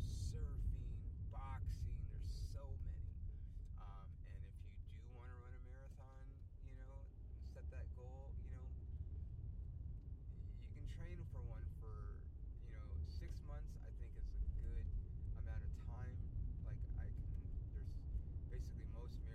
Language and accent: English; Ontario, California, United States; the Ontario Improv, the club in my hometown.